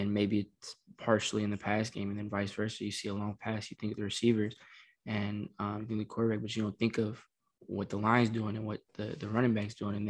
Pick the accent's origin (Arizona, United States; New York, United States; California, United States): California, United States; Southern; moved away as an adult; growing up in Southern California